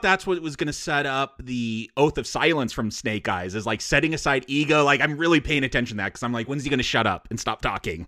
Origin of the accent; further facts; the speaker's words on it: United States; I'm American